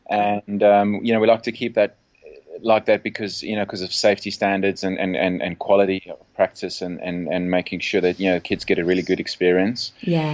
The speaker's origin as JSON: {"language": "English", "country": "South Africa", "also_born_or_lived": "England", "moved": "yes", "said": "From South Africa, and right. But lived all over the place. I left South Africa in the year 2000. Worked in England for 4 years as a surf coach"}